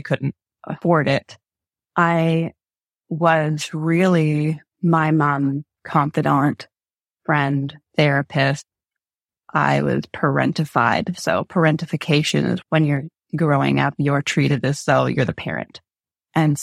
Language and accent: English; Canada; moved away as an adult; also born or lived in England; I was from Canada.